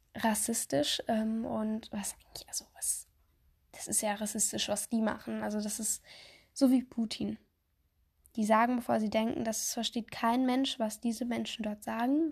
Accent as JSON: {"language": "German", "country": "Germany", "said": "bei uns in Deutschland"}